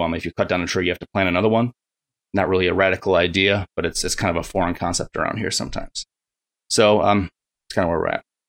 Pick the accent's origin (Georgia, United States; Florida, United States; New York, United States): New York, United States; Buffalo; moved away as an adult; also born or lived in Rochester, New York / Seattle, Washington; I grew up around Buffalo, New York